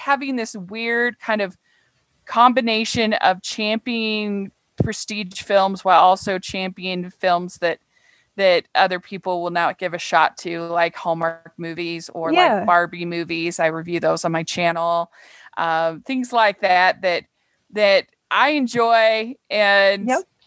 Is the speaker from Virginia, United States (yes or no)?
no; Utah, United States; I'm a conservative from Utah